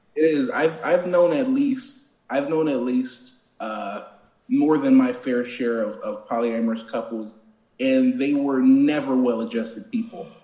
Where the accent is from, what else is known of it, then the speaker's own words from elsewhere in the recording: Plainfield, New Jersey, United States; I'm from a, a, a little town called Plainfield